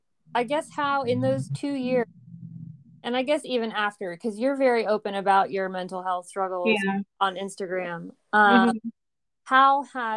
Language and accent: English; Turkey; English is a second language; And I think that's because I'm from Turkey. And so I grew up kind of hearing that.